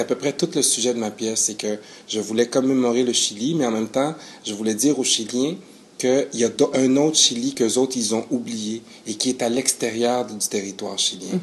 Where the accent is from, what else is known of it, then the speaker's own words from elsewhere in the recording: Quebec, Canada; also born or lived in Chile; je suis arrivé au Canada à l'âge de 8 ans.